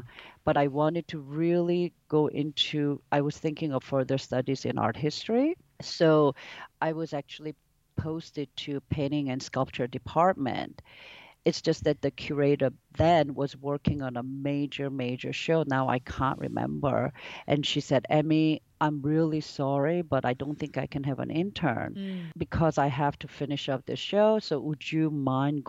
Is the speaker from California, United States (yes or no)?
no; New York, United States; moved away as an adult; also born or lived in Korea / Italy / Singapore; I was born in Korea, but I grew up in New York